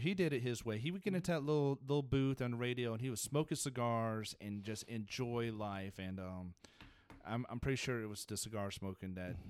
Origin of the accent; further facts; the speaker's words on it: South Africa; born there; Well, I mean, once again, I was born in South Africa, so that privileges me.